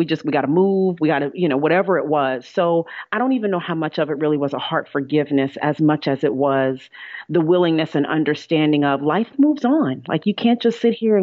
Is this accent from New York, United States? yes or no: yes; New York, United States; I'm a New Yorker